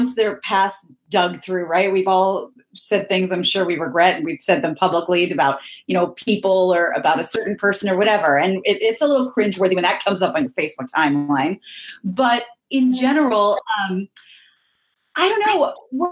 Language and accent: English; Midwest, United States; growing up in the Midwest here in the middle of the country